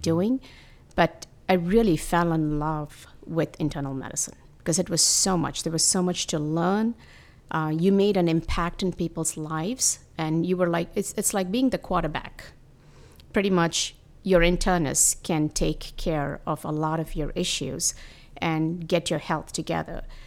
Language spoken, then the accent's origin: English; India; moved away; I come from India